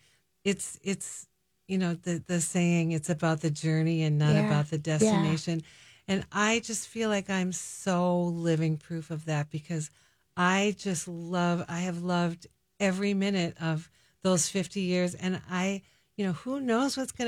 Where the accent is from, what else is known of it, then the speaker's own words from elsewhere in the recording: Mankato, Minnesota, United States; based out of Mankato, my hometown